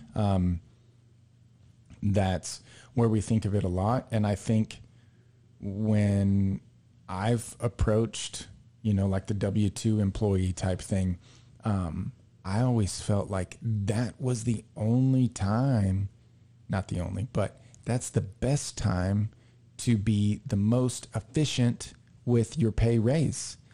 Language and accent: English; Texas, United States; we're from Texas